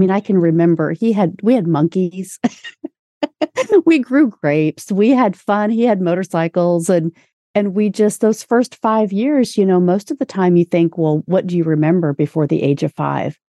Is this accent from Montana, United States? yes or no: no; Indianapolis, Indiana, United States; also born or lived in Orlando, Florida; shortly after I was born, my family moved to Indianapolis